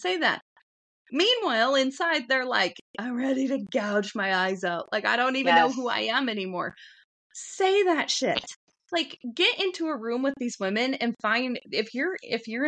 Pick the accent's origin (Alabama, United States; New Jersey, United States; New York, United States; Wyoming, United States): Wyoming, United States; where I grew up out in Wyoming